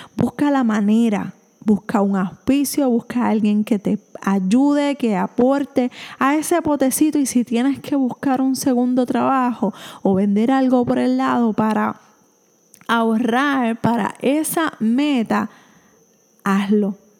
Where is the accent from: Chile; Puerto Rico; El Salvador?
Puerto Rico; soy de Puerto Rico